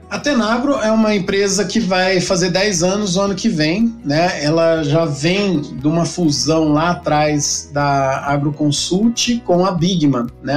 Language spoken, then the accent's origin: Portuguese; interior of São Paulo, Brazil; eu nasci em São Paulo, na capital, mas eu sou de família do interior, né? Meus pais estavam morando em São Paulo quando, quando eu nasci. E logo de logo cedo a gente voltou para o interior